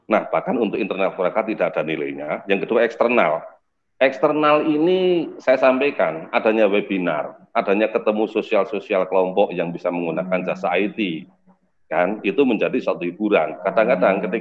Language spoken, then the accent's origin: Indonesian; Temanggung, Central Java, Indonesia; born there; karena saya kebetulan eh, lahir di Temanggung, ada tiga N.